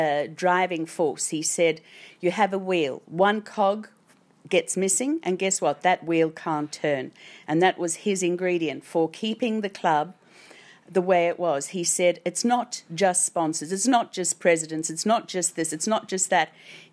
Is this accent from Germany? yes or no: no; South Africa; now in Australia; I came from South Africa.